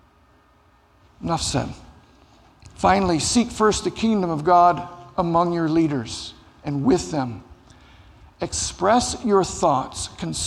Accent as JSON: {"language": "English", "town": "Cincinnati", "region": "Ohio", "country": "United States", "tie": "born or raised there", "said": "I grew up in Cincinnati, Ohio"}